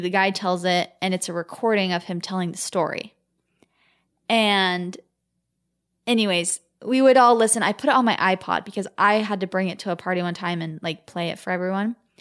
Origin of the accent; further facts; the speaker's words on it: Gilbert, Arizona, United States; we're from Gilbert, Arizona